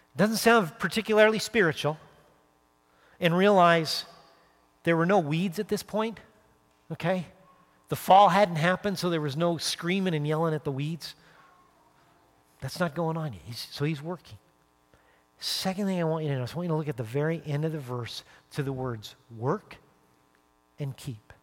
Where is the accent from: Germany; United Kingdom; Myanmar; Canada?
Canada; Calgary, Alberta; moved away as an adult; now in United States; being back sort of where I grew up, my home and native land